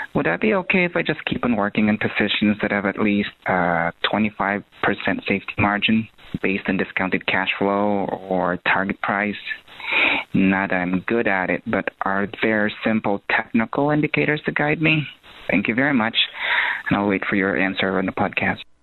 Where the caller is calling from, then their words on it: Ohio, United States; I'm calling from Ohio